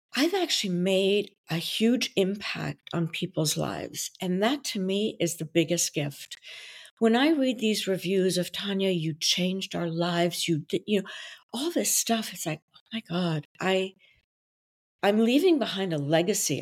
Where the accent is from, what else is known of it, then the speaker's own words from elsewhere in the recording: Brussels, Brussels-Capital Region, Belgium; first language French; English is a second language; now in New York, United States; I was born in Belgium, so my native language is French.